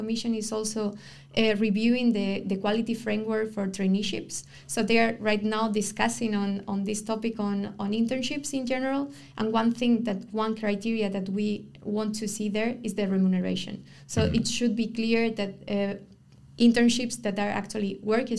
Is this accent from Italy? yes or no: no; Spain; now in Ghent, Belgium; I'm from Spain